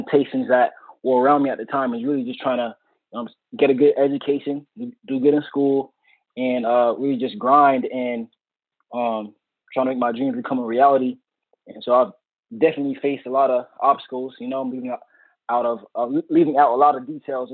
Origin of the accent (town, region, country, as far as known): South Florida, United States; born or raised there